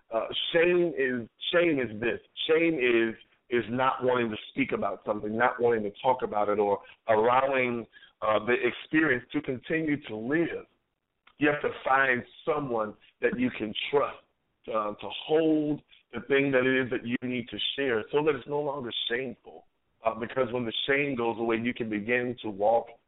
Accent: New York, United States; we come to Virginia from New York

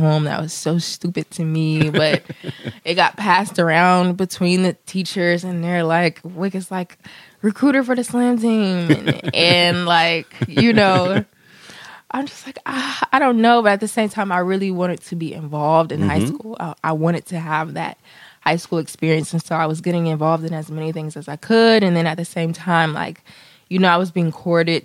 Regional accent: Columbus, Ohio, United States; now in Chicago, United States; I'm originally from Columbus, Ohio

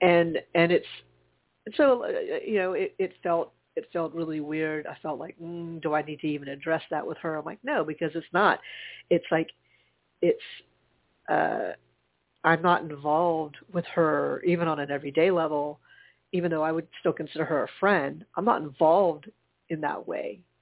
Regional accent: Charleston, United States; moved away; my hometown because it's not like I don't live there. Anymore. I don't, but my parents

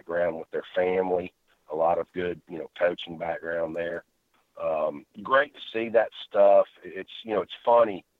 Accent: Birmingham, Alabama, United States; grew up in the Inverness area of Birmingham.

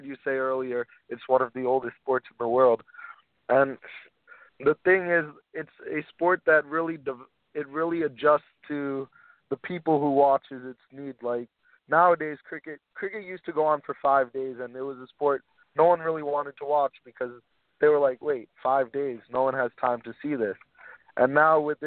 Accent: Florida, United States; I grew up playing cricket in Florida

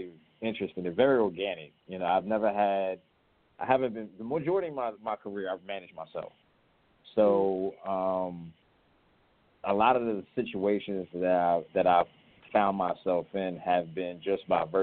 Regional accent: Charlotte, North Carolina, United States; moved away as an adult; now in Los Angeles, United States; I've been living in L.A. for the last year, though I'm originally from Charlotte.

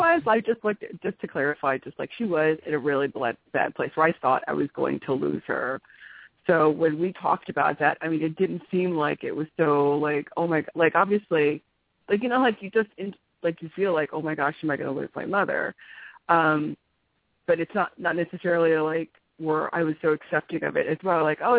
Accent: North Carolina, United States; I'm from North Carolina, but you and I met in Los Gatos, California, at Inner Journey.

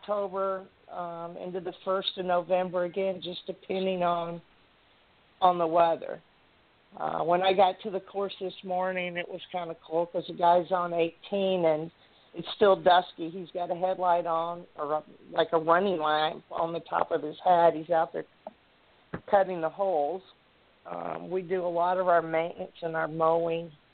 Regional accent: South Texas, United States; also born or lived in Arizona; now in Anchorage, United States; I grew up in South Texas

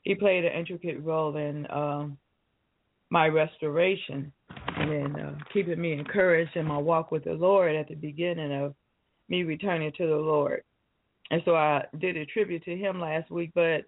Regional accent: Detroit, Michigan, United States; moved away; I was born and raised in the city of Detroit

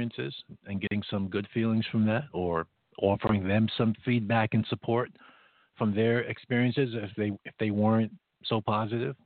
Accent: United States; As an American

